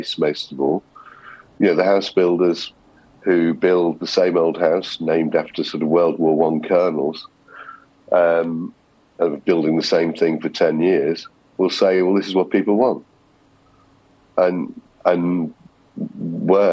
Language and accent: English; Liverpool, North West England, United Kingdom; I'm from Liverpool